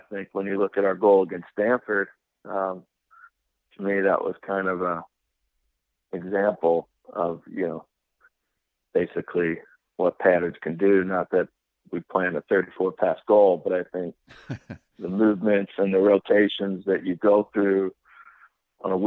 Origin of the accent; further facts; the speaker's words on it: Argentina; moved away; growing up in Argentina